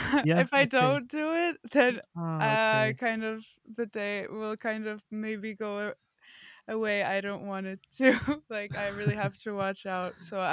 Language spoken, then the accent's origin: English; Warsaw, Masovian Voivodeship, Poland; also born or lived in Florida; I come from Warsaw, Poland, and also I come from. I also grew up for a few years in Florida.